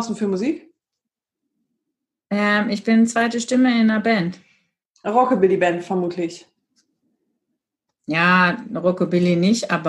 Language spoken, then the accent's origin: German; Gütersloh, North Rhine-Westphalia, Germany; ich komme aus Gütersloh